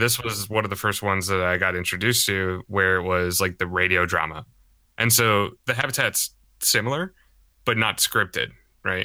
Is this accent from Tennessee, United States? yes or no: no; Charleston, South Carolina, United States; I grew up in Charleston, South Carolina for, you know, quite a few years.